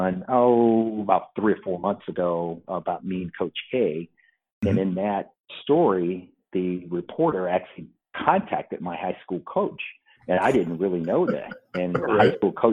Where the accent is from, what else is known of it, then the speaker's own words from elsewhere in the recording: Florence, Alabama, United States; moved away as an adult; I'm from Florence, Alabama.